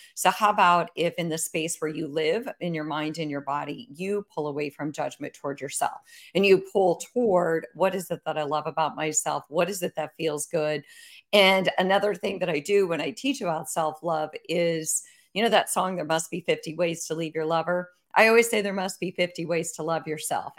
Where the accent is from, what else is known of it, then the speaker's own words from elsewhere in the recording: Iowa, United States; I grew up in Iowa